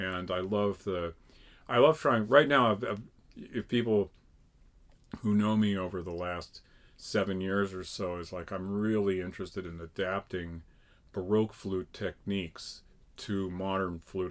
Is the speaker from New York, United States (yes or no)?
no; Connecticut, United States; I grew up in Connecticut.